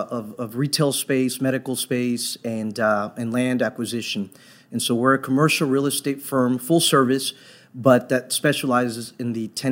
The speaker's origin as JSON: {"language": "English", "town": "Dallas", "region": "Texas", "country": "United States", "tie": "born or raised there", "said": "I grew up in Dallas, Fort Worth, so I've been here for almost 25 years."}